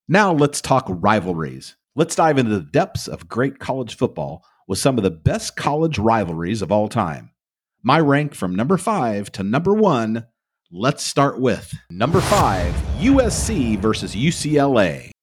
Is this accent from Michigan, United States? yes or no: no; Ohio, United States; Growing up in Ohio, you are groomed to be a Buckeye from a young age